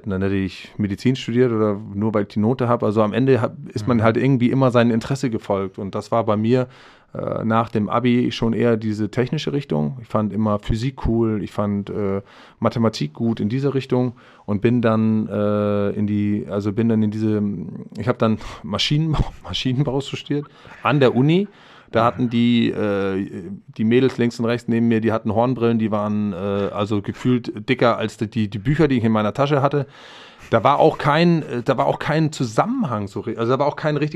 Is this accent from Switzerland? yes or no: no; Denmark; ich hatte die, das Bedürfnis, zurück in mein Heimatland zu gehen, dort zu leben, zu wohnen zu atmen, die Menschen, also die dänische Sprache auch wieder nochmal näher.